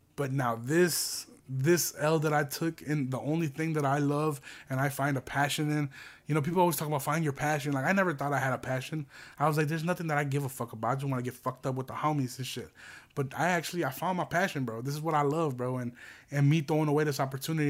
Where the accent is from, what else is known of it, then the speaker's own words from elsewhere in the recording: United States; We're American